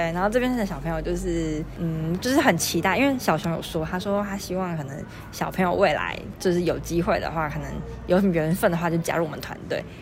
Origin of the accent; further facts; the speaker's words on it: Taiwan; 我新竹人